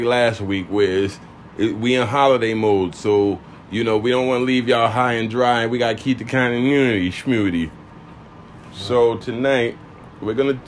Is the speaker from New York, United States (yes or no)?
yes; New York, United States; I grew up in the Lost Battalion Hall